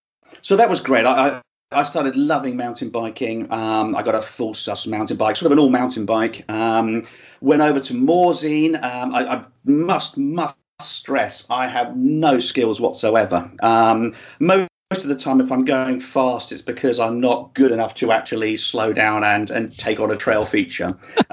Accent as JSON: {"language": "English", "country": "Hong Kong", "tie": "born or raised there", "also_born_or_lived": "Singapore", "said": "I grew up in Hong Kong and Singapore, and there's a lot of concrete there."}